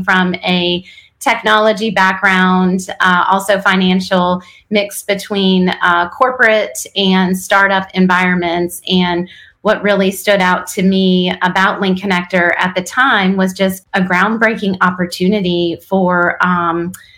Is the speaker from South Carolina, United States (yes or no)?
no; Wilkes-Barre, Pennsylvania, United States; now in North Carolina, United States; I was born in Wilkes-Barre, Pennsylvania.